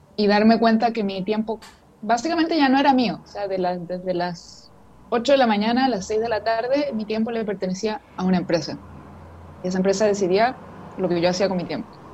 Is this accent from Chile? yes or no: yes; Chile; vivo en Chile, soy de Chile